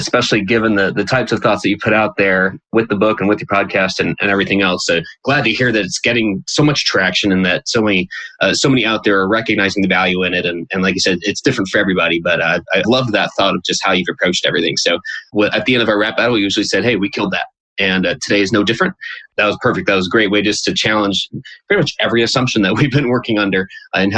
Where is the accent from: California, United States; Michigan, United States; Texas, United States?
Texas, United States; Houston; we grew up in Houston